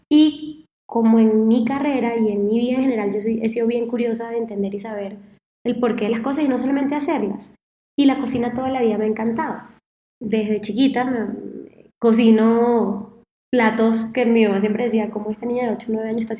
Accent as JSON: {"language": "Spanish", "town": "Caracas", "region": "Capital District", "country": "Venezuela", "moved": "yes", "lives_now": "Rio de Janeiro, Brazil", "said": "Yo, bueno, soy venezolana, creo que se nota un poquito por el acento, quizás, eh, aunque ya se me ha matizado un poquito, pero yo en 2009 me mudo de Caracas a Río de Janeiro"}